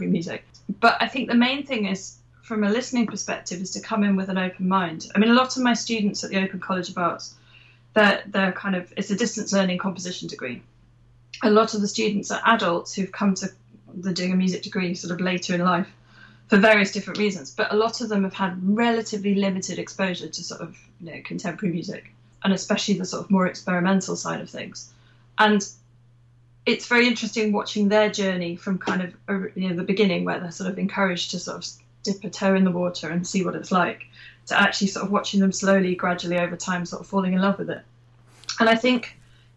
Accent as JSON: {"language": "English", "area": "Lincolnshire", "region": "East Midlands", "country": "United Kingdom", "tie": "born or raised there", "said": "I grew up in Lincolnshire, so I was a bit cut off from the world of flute in general"}